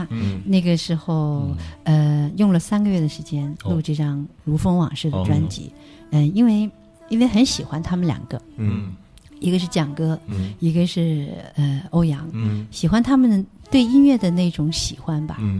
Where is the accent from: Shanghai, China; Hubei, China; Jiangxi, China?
Jiangxi, China; 她人特别好，是我们江西人。